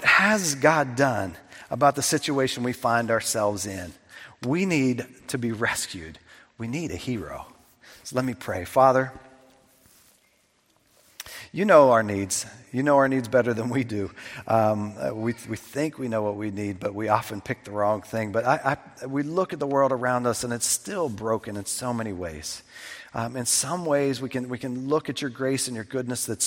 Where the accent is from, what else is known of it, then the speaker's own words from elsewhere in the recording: south of Pittsburgh, Pennsylvania, United States; When I was a kid, we would go from my hometown south of Pittsburgh.